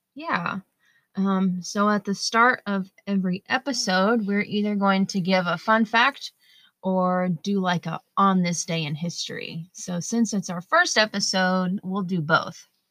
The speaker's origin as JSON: {"language": "English", "town": "Durham", "region": "North Carolina", "country": "United States", "tie": "born or raised there", "lives_now": "Huntersville, United States", "said": "I am from Durham, I'm a Durham native, and I currently live in Huntersville"}